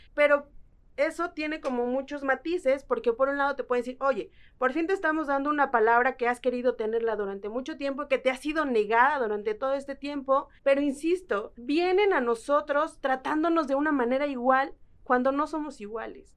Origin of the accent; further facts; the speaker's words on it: Lerma, State of Mexico, Mexico; soy de una comunidad indígena otomí que se llama Huitzicilapan en el municipio de Lerma, en el Estado de México